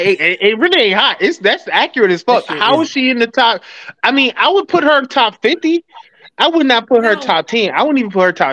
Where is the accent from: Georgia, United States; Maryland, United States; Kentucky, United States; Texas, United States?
Georgia, United States; Atlanta; I'm from Atlanta.